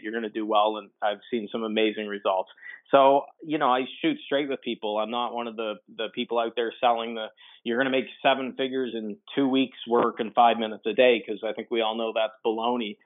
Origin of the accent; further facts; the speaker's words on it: Atlantic Canadian East Coast, Atlantic Canada, Canada; I'm Canadian, so I'm on the Atlantic uh, Canadian East Coast